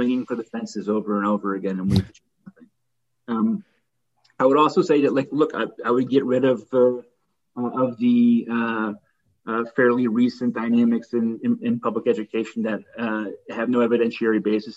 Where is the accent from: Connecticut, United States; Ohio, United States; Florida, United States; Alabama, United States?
Connecticut, United States; now in New York City, United States; I grew up in Connecticut